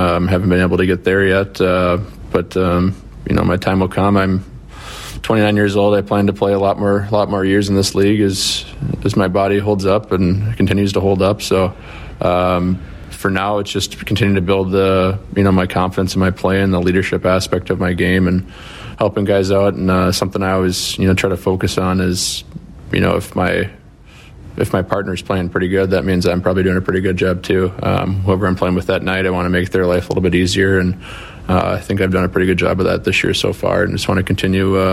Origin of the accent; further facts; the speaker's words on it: United States; I do certainly take a lot of pride being American and being able to represent my country too